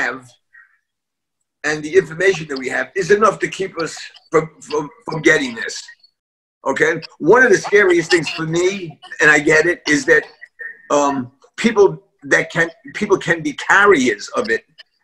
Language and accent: English; New York City, New York, United States; I was born and raised in a tenement building in East Harlem